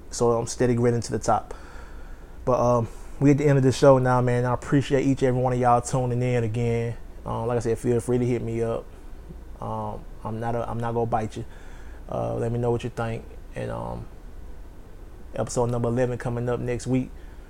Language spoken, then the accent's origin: English; New Orleans, Louisiana, United States; I'm reporting from New Orleans, Louisiana. Repping for the city, trying to get a little New Orleans flavor.